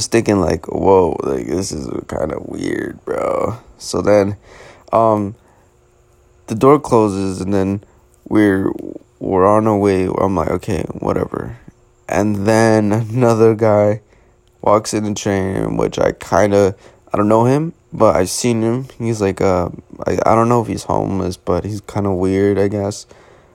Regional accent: New York City, New York, United States; as a New Yorker

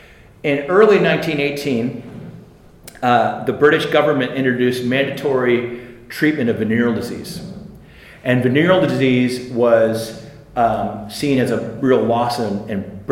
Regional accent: United States; now in Cork, Ireland; as an American, I find this quite hard to deal with.

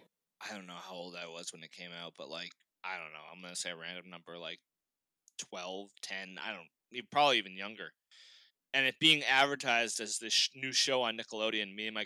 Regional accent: Boston, Massachusetts, United States; I was born and raised in Boston, then I moved to the South Shore when I was like 7 or 8. But I've always been a Boston kid, you know.

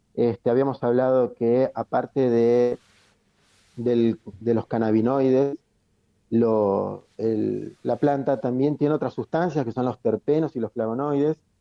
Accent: Chubut, Argentina; moved away; Yo soy nacido en Chubut, así que claro. Este, conozco la nieve ya desde chico

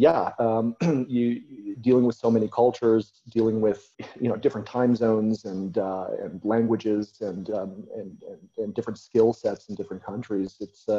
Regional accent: United States; also born or lived in Croatia; I'm American

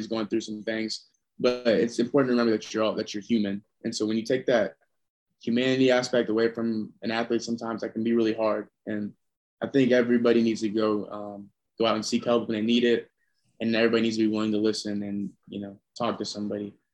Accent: Indiana, United States; moved away as an adult; now in Durham, United States; I'm from Indiana originally.

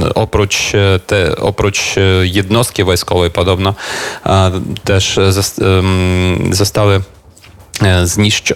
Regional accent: Kyiv, Ukraine; Polish is a second language; Jestem w rodzinnym Kijowie

